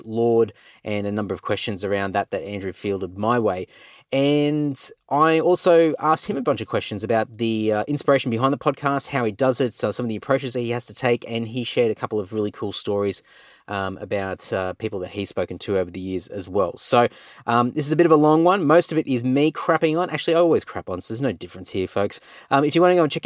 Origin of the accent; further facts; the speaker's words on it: Clontarf, Queensland, Australia; Born and bred in Clontarf